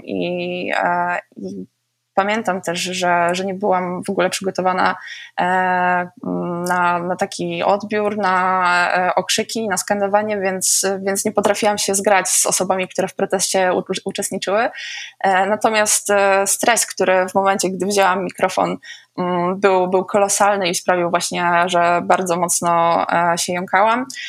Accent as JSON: {"language": "Polish", "town": "Oleśnica", "region": "Lower Silesian Voivodeship", "country": "Poland", "said": "u nas na Oleśnickim Rynku. Oleśnica jest dosyć małym miastem"}